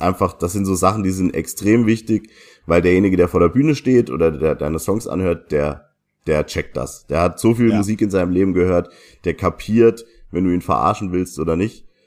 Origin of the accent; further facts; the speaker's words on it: Saarland, Germany; das Stigma, das wir Saarländer haben